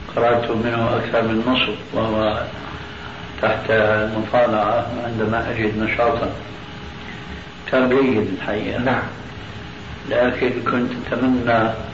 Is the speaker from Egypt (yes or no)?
no; Syria; عندنا في سوريا